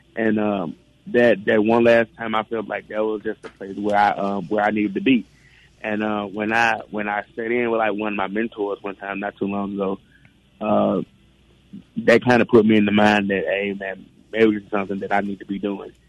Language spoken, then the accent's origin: English; Clarksdale, Mississippi, United States; me coming from a historical town like Clarksdale